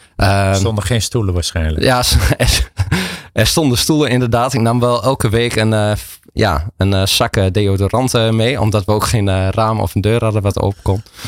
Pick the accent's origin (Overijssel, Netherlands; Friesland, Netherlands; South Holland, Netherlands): Overijssel, Netherlands; Enschede; geboren en getogen in Enschede, zoals je hoort.